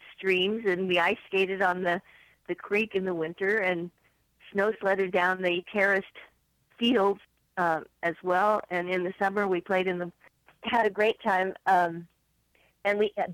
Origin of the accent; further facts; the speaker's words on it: Union, Missouri, United States; moved away as an adult; now in San Francisco, United States; I grew up in a small town outside of St. Louis, one of six children. It's about 50 miles southwest. It's called Union, Missouri